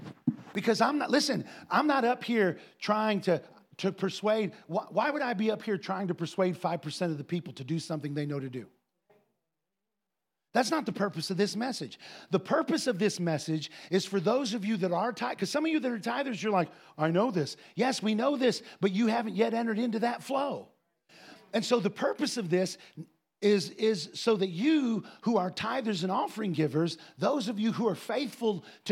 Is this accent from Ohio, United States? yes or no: yes; Ohio, United States; we grew up in a place where there were lots of farmers, Andy and I. We grew up in Northwest Ohio.